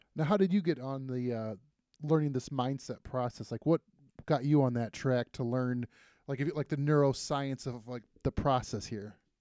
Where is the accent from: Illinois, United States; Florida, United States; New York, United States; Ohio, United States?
Ohio, United States; Toledo; I grew up in Toledo on the northwest